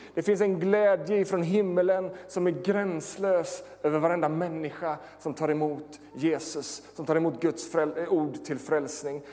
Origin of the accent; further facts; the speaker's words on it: Sweden; Jag är född i Småland